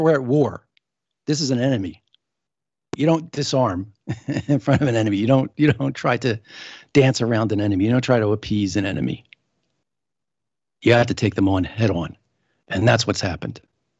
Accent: Pennsylvania, United States; I grew up in the Philadelphia suburbs. I would, as a teenager, take the train into Philadelphia and wander the halls of Independence Hall

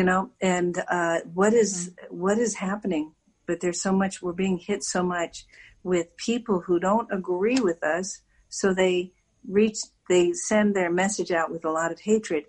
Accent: Virginia, United States; now in Washington, D.C., United States; I'm a born Virginian. I was raised in Virginia, so that's my home of record

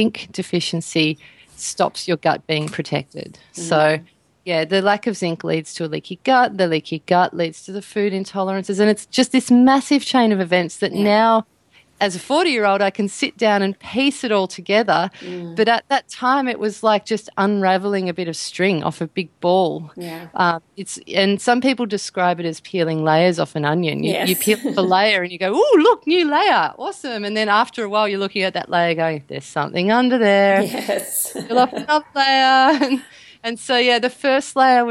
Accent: Australia; like all that usual standard Australian diet stuff

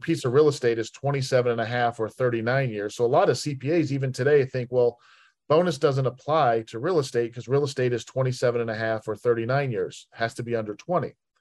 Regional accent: Salt Lake City, Utah, United States; moved away as an adult; also born or lived in Richmond; I was born and raised in Salt Lake City, Utah

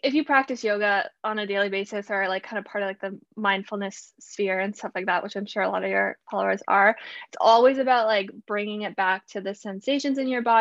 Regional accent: Ontario, Canada; moved away as an adult; now in Vancouver, Canada; I am originally from Ontario in Canada, but I moved out west and I live in Vancouver now

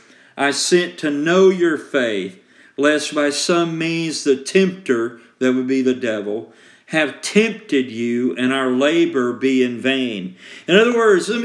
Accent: Columbus, Georgia, United States; I grew up in Columbus, Georgia

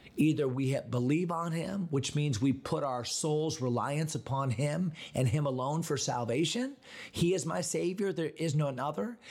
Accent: Connecticut, United States; moved away; my home state of Connecticut

